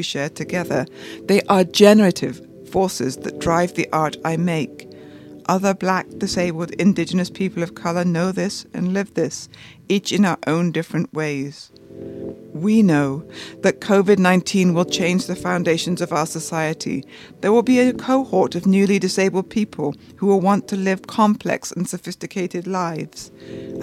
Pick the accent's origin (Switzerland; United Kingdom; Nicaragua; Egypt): United Kingdom; also born or lived in San Francisco; now in New York, United States; I'm from the United Kingdom, and I live in New York and San Francisco.